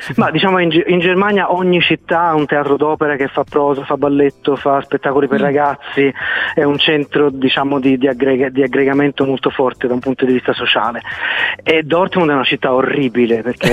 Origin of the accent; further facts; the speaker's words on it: Fiesole, Tuscany, Italy; moved away; di fatto sono cresciuto in Fiesola